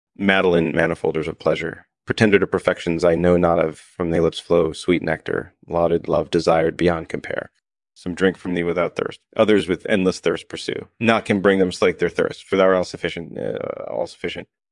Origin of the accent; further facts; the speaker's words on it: United Kingdom; I was born and raised in the U K.